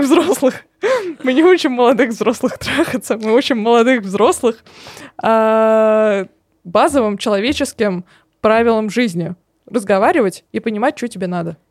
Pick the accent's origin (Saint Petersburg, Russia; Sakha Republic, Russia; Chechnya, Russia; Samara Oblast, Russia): Samara Oblast, Russia; Samara; я из Самары